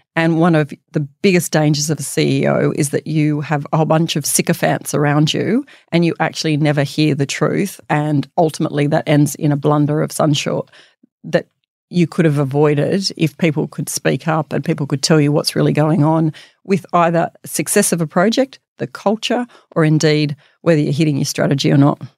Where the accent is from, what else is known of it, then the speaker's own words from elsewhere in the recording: Bathurst, New South Wales, Australia; moved away as an adult; growing up in Bathurst